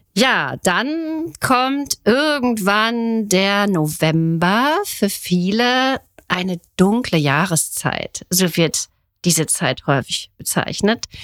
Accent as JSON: {"language": "German", "country": "Germany", "said": "Bei uns in Deutschland"}